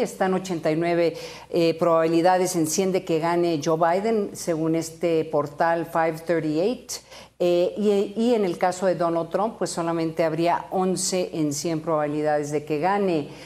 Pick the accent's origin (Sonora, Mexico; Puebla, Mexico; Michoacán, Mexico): Sonora, Mexico; en mi tierra como en Sonora